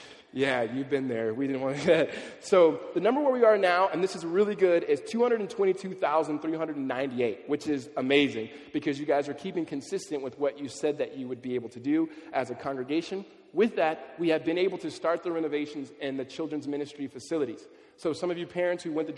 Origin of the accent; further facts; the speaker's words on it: Los Angeles, California, United States; Growing up in California, especially in LA area